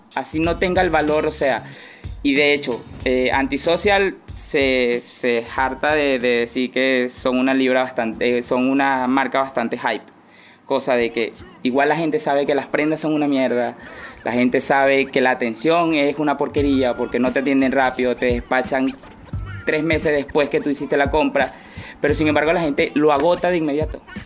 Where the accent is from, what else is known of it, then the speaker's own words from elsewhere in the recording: Venezuela; moved away as an adult; also born or lived in Argentina / Miami, United States; now in Chile; yo salí de Venezuela hace aproximadamente cinco años